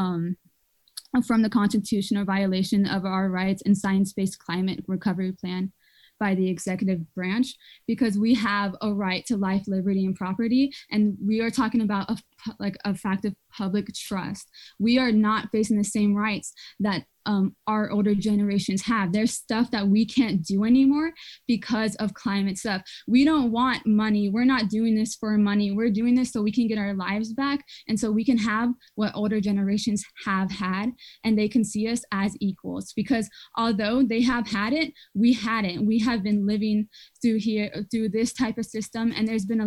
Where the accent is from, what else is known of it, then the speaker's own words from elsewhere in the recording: Rayne, Louisiana, United States; I'm from Rain, Louisiana, and Rain, Louisiana is in Southwest Louisiana